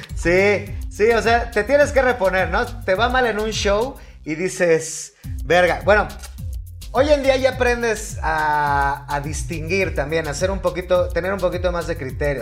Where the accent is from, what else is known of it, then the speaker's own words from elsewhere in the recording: Mexico City, Mexico; accent: chilango; si te oyen ahí como el acento chilango